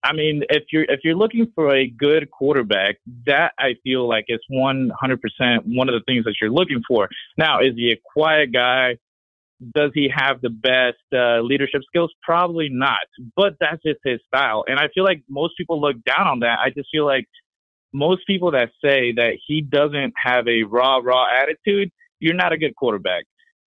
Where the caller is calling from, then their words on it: Tampa, Florida, United States; I'm calling in from Tampa, Florida.